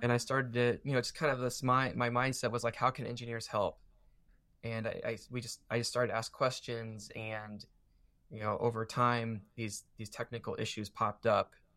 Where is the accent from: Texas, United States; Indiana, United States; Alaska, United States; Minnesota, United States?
Indiana, United States; Warsaw; I grew up in Warsaw